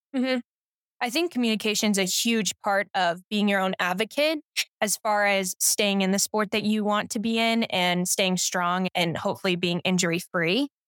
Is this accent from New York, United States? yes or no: no; Colorado, United States; also born or lived in California; I've lived in Colorado now for half of my life, I was born and raised in California and then moved to Colorado thirteen years ago, and so it's definitely home now